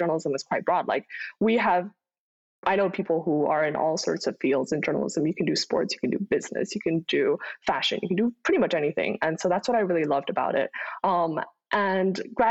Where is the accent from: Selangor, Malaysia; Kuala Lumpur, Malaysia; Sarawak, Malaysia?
Kuala Lumpur, Malaysia; moved away as an adult; also born or lived in Dezhou, Shandong, China / Boston, United States; now in United States; I moved to Kuala Lumpur, Malaysia, the capital of Malaysia, when I was about 6 years old